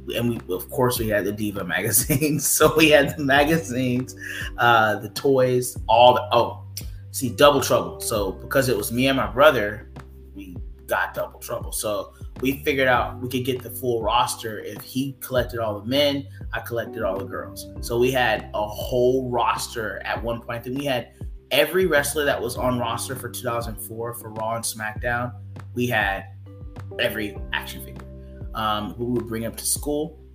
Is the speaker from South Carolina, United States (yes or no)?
no; Thomasville, Georgia, United States; I'm from Thomasville, Georgia. So like we live like literally on the Florida Georgia line.